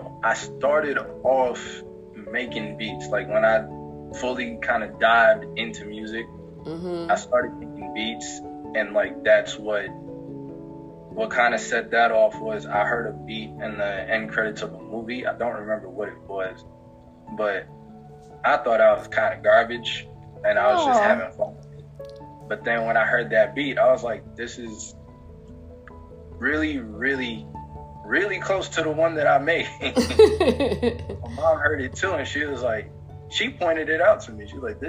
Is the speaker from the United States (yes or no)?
yes; Pennsylvania, United States; born there; also born or lived in North Carolina; I was born in Pennsylvania, in the Poconos. I moved to North Carolina.